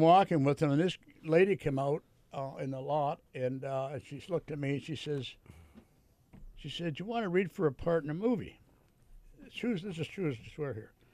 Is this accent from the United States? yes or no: no; Hamilton, Ontario, Canada; moved away; I decided to stay in in uh, in uh, in Hamilton